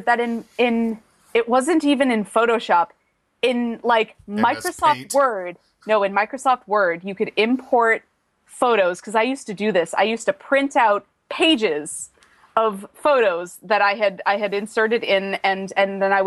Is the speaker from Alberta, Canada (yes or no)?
yes; Calgary, Alberta, Canada; moved away as an adult; now in Victoria, Canada; I grew up in Calgary and moved out to BC when I was 18.